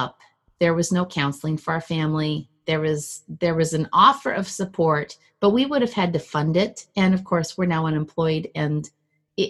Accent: Minneapolis, Minnesota, United States; also born or lived in Milwaukee, Wisconsin; now in Illinois, United States; I grew up in Minnesota

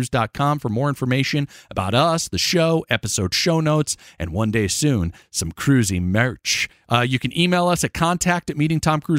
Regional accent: Florida, United States; also born or lived in Connecticut; I grew up an only child with divorced parents, and when I was 7, I moved from my home state of Connecticut to the beautiful Sunshine State of Florida with my mom

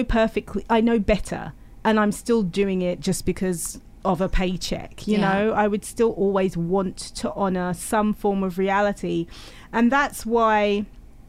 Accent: United Kingdom; I'm British

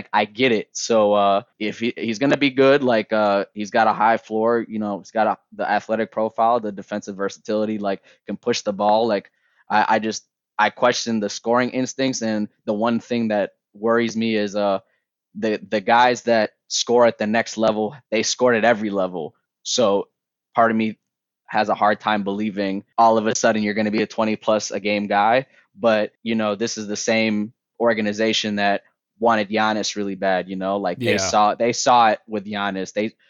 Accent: Michigan, United States; and I grew up in Michigan. So, like, I love Michigan hoops.

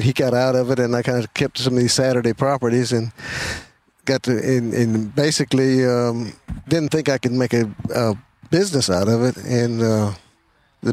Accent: Scottsville, Virginia, United States; I'm actually from Scottsville, Virginia

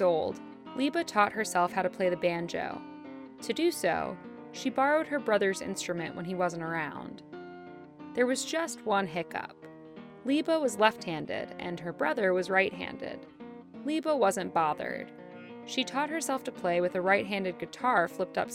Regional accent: North Carolina, United States; my home state of North Carolina

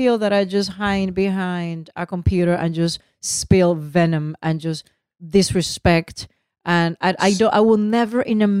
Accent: Puerto Rico; first language Spanish; English is a second language; moved away; Spanish is my first language, is my love. I was born and raised in Puerto Rico.

